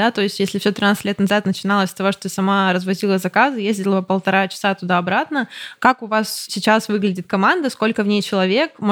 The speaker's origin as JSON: {"language": "Russian", "town": "Vladivostok", "region": "Primorsky Krai", "country": "Russia", "said": "а из Владивостока."}